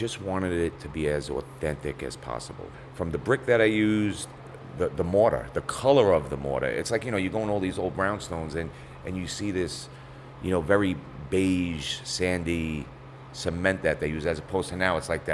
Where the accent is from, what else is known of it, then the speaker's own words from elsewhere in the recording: New York City, New York, United States; I've lived here my whole life. Mom and Dad were both born here. I've been living here for 52 years